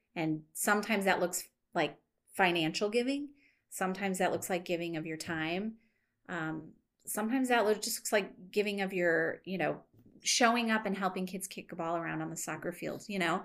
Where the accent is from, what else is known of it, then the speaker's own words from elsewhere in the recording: United States; we grew up here in North County